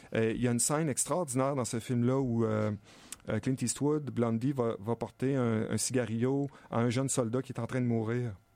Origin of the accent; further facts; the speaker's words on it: Stoneham, Quebec, Canada; un chalet en face de chez nous à Stoneham